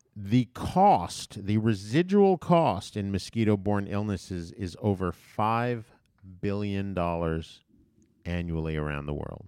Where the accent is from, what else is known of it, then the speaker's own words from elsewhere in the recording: U.S. Virgin Islands; When I was a child growing up in Saint Thomas